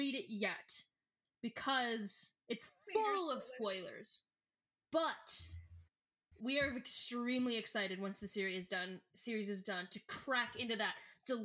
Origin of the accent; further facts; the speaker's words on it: United States; As an American